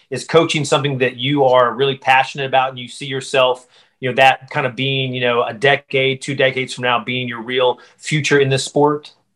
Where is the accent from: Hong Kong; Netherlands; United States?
United States; western North Carolina mountains; I grew up not far from you in the uh, western North Carolina mountains, right next to Tennessee.